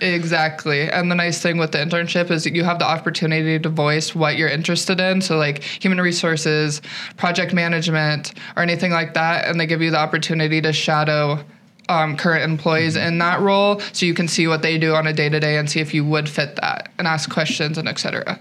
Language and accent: English; Eastern Montana, United States; moved away as an adult; now in South Dakota, United States; I'm originally from Eastern Montana